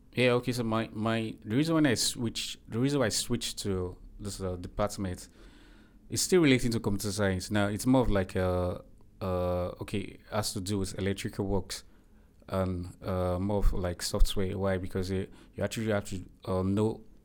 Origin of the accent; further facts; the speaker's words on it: Nigeria; moved away as an adult; now in Turkey; I'm from Nigeria.